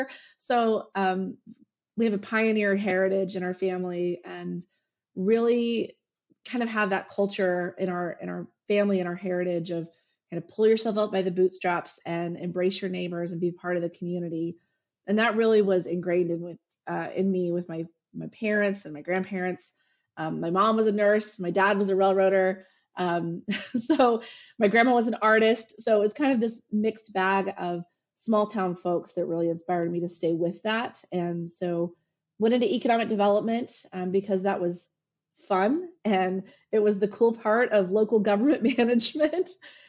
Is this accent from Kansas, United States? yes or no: yes; Kiowa, Kansas, United States; I grew up in Kiowa, Kansas, which is right on the border of Kansas and Oklahoma. I would say south central to western. It's kind of cut off between the two, nestled in the Gip Hills of Kansas.